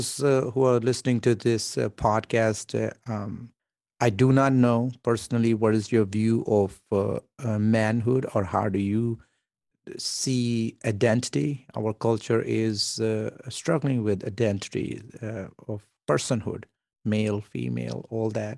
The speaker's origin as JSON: {"language": "English", "country": "Pakistan", "moved": "yes", "said": "I come from Pakistan"}